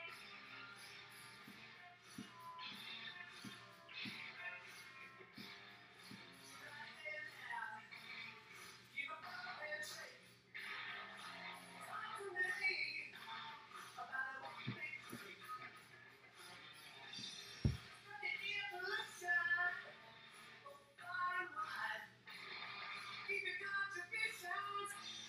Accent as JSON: {"language": "English", "town": "Tampa", "region": "Florida", "country": "United States", "also_born_or_lived": "Staten Island, New York", "said": "I'm from Tampa, Florida"}